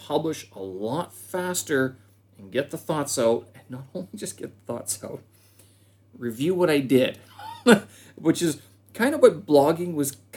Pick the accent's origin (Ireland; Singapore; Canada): Canada; moved away as an adult; now in Beijing, China; I'm a Canadian expat situated here in Beijing, China.